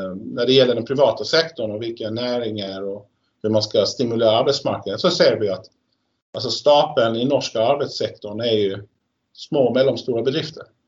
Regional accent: Sweden; now in Norway; som svensk

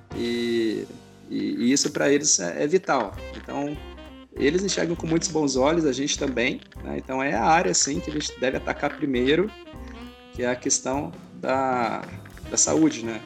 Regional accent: Brazil; Nós somos brasileiros

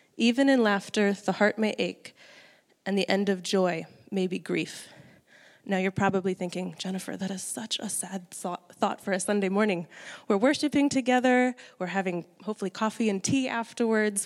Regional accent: United States; moved away as an adult; now in New Zealand; I'm from the States originally

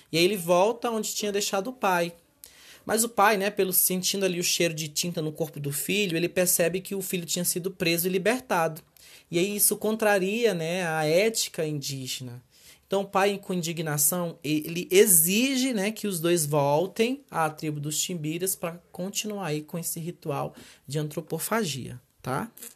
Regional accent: Brazil

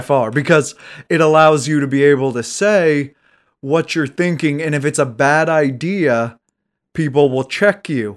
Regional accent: United States

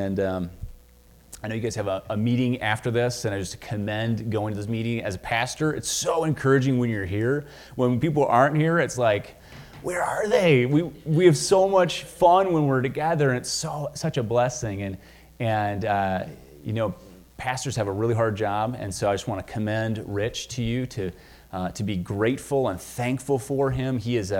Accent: Minnesota, United States; I came from Minnesota, so I see this Viking sweatshirt here, and I'm excited.

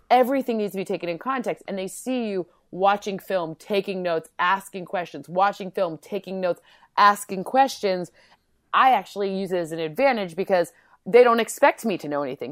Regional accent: Michigan, United States; moved away; also born or lived in Connecticut / New York; we're both from Michigan

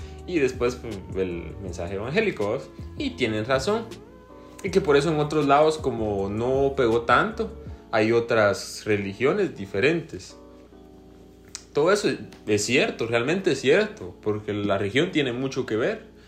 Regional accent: Guatemala; como somos guatemaltecos

